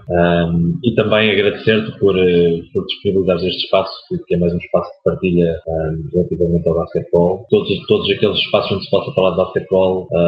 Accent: Oliveira do Bairro, Centro, Portugal; also born or lived in Sangalhos / Coimbra; sou de Oliveira do Bairro, distrito de Aveiro

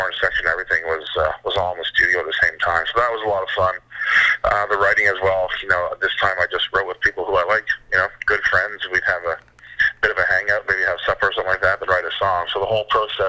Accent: Perth-Andover, New Brunswick, Canada; I am from New Brunswick.

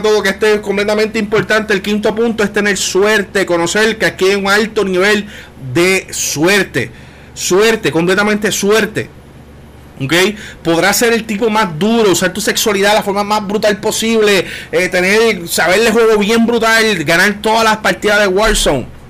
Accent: Puerto Rico; los puertorriqueños aunque no votamos en Puerto Rico

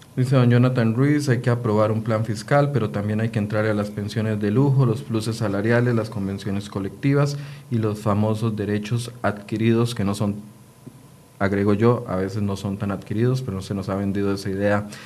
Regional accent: Costa Rica; como costarricense

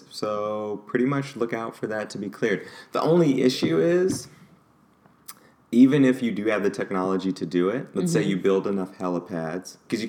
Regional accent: St. Louis, Missouri, United States; That's a factory in my hometown

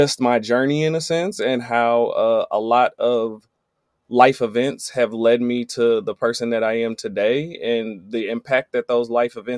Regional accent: Benton Harbor, Michigan, United States; I'm from Benton Harbor, Michigan

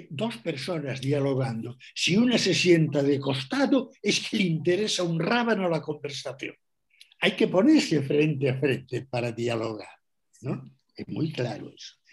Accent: Galicia, Spain; first language gl; Spanish is a second language; mi primera lengua, mi lengua materna, eh, es el gallego. Y después de aprender gallego y hablar gallego, tuve que aprender castellano.

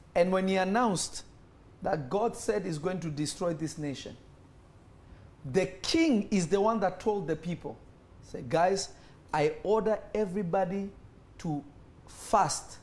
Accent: Nairobi, Kenya; now in United States; I remember when I was growing up in Nairobi, Kenya. I'm not Kenyan, but I grew up in Kenya.

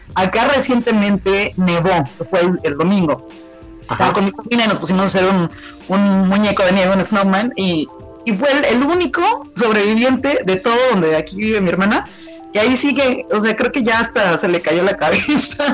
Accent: Tampico, Tamaulipas, Mexico; yo soy originaria de Tampico, Tamaulipas

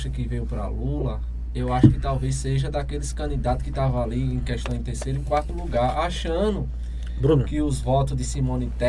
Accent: Northeast Region, Brazil; É, sou nordestino, moro aqui, tenho muito orgulho.

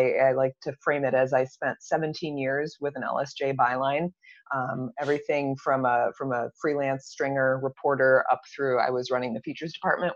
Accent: East Lansing, Michigan, United States; I grew up in East Lansing and went to LCC and Michigan State

